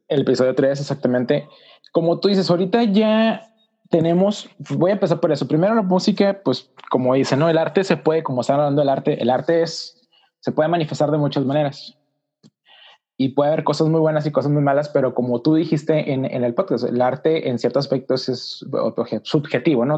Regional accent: Mexicali, Baja California, Mexico; soy de Mexicali, Baja California, soy nórdico, o sea, por el norte de México

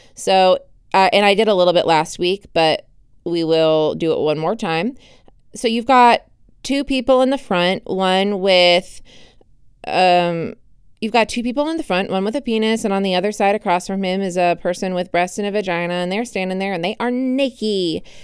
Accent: United States; as an American citizen

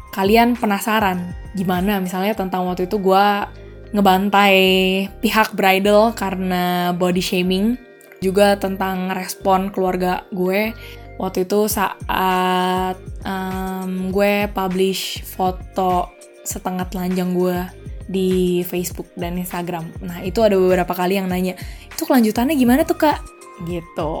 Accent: Jakarta, Indonesia; moved away as an adult; also born or lived in Australia / Madrid, Spain; now in Seville, Spain; gue dari Jakarta, terus gue tinggal ke Australia untuk belajar dan juga kerja

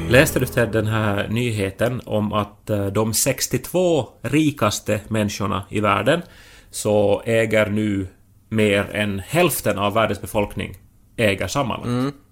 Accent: Finland; vi liksom i Finland

